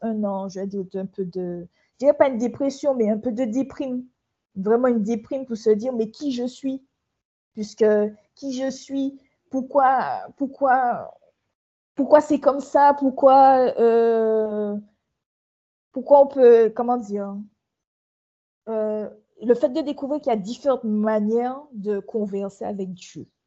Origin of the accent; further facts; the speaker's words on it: Martinique; moved away; je suis une Martiniquaise qui vient de s'installer il y a à peu près trois mois sur son île